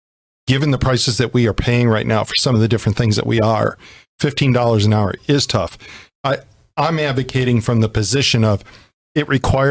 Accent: Western New York, United States; when Nikki and I were growing up in Western New York

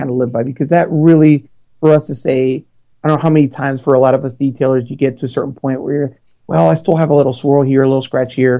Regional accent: Chicago, Illinois, United States; moved away; I'm from Chicago originally, so Chicago, Illinois

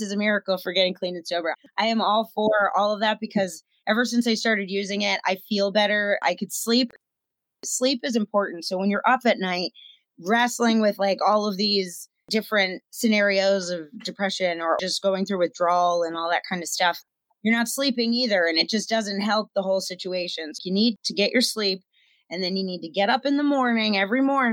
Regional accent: Pennsylvania, United States; I'm a nobody from Pennsylvania.

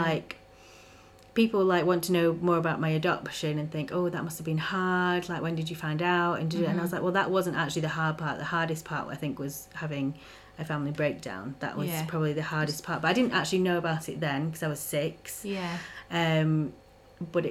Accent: Bolton-le-Sands, North West England, United Kingdom; also born or lived in Peru; now in Morecambe, United Kingdom; I grew up in Bontley Sands

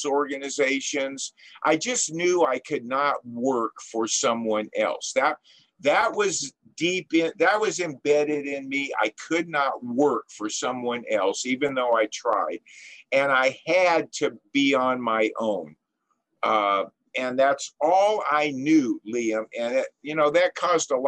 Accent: Los Angeles, California, United States; I was born and raised in Southern California in the San Fernando Valley, in Encino, actually, which is a very rich town.

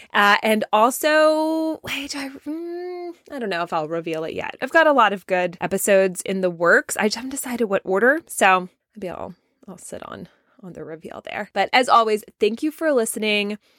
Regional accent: the South, United States; accent: southern; my southern accent coming out a little bit

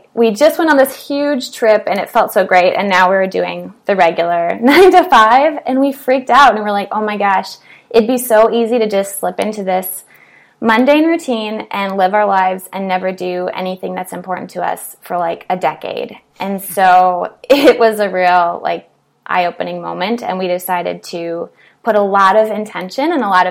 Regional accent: Minnesota, United States; So I grew up in Minnesota. I'm from a really, really small town that's very homogenous.

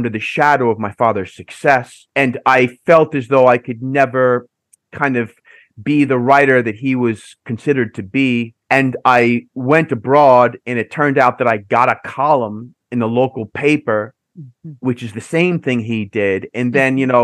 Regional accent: New York City, New York, United States; moved away as an adult; now in Seville, Spain; I was born and raised on Staten Island in the outer boroughs.

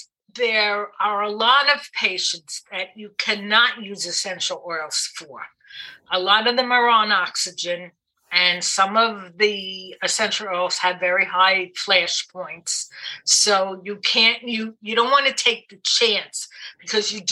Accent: New York City, New York, United States; moved away; also born or lived in New Jersey; I didn't grow up in New Jersey. I grew up in Brooklyn, and the accent is still there

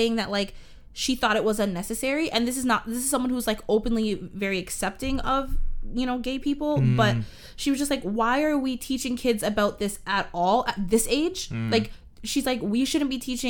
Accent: Canada; I am a Canadian, and I was born here

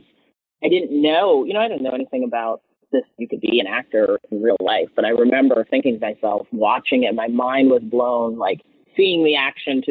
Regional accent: Medfield, Massachusetts, United States; if we're talking my hometown, it's Isabella's Restaurant. Grocery is the full name, I think, now they changed it. But the Isabella Sandwich Shop in Medfield, Massachusetts

